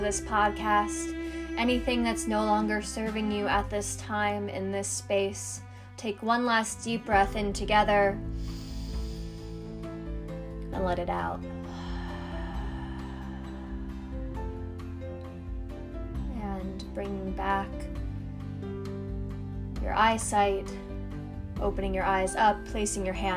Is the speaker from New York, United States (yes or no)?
yes; New York City, New York, United States; I grew up in Queens, New York, where there was lots of hustle and bustle